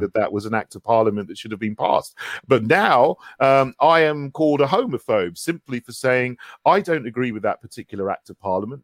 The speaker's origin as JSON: {"language": "English", "area": "West Sussex", "region": "South East England", "country": "United Kingdom", "tie": "born or raised there", "also_born_or_lived": "St Andrews", "moved": "as an adult", "lives_now": "London, United Kingdom", "said": "I grew up in West Sussex"}